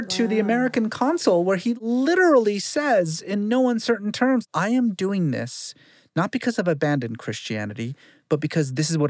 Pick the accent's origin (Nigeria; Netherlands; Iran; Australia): Iran; now in United States; When I was a kid growing up in Iran